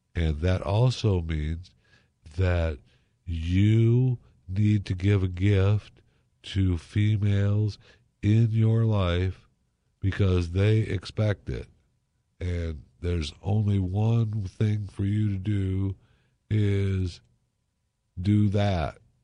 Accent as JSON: {"language": "English", "region": "Michigan", "country": "United States", "tie": "born or raised there", "moved": "yes", "said": "I grew up in Michigan"}